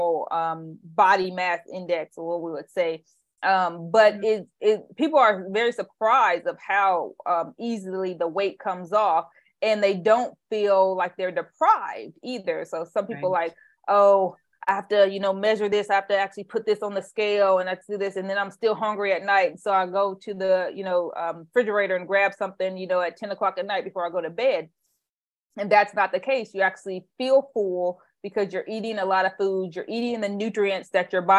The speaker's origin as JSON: {"language": "English", "region": "Indiana", "country": "United States", "tie": "born or raised there", "moved": "yes", "lives_now": "Bay Area, United States", "said": "I grew up in Indiana"}